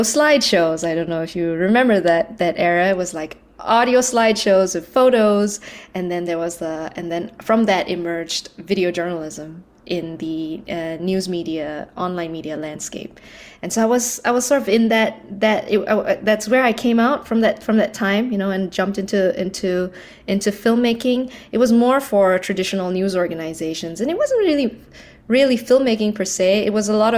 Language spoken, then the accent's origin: English; Malaysia; I was born and raised in Malaysia.